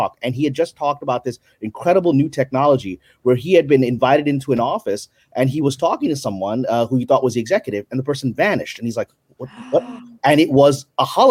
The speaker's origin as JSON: {"language": "English", "country": "Pakistan", "said": "I'm Pakistani"}